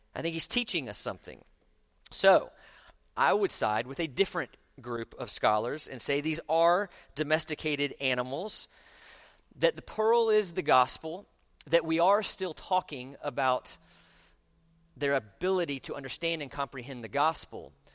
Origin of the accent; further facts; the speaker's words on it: Orlando, Florida, United States; moved away; I grew up in Orlando